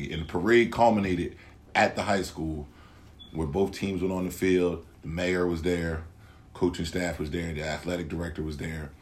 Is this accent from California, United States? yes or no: no; Salem, New Jersey, United States; moved away as an adult; now in Penns Grove, United States; we are from Salem, New Jersey, and we are alumni of Salem, New Jersey